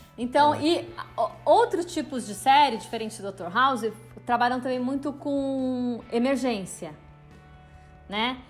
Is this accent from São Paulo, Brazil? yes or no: yes; Campinas, São Paulo, Brazil; moved away as an adult; now in São Paulo, Brazil; eu sou de Campinas e vim para São Paulo para fazer artes cênicas na USP